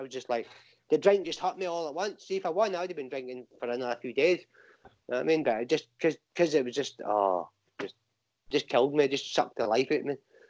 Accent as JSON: {"language": "English", "town": "Banbury", "region": "South East England", "country": "United Kingdom", "tie": "born there", "said": "I was born in Banbury, Oxfordshire, and my brother was born in Germany."}